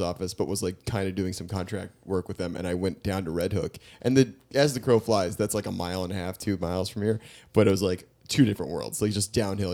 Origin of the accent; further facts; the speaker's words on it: New York, United States; I grew up in New York, but also we didn't have central, we didn't have A C growing up.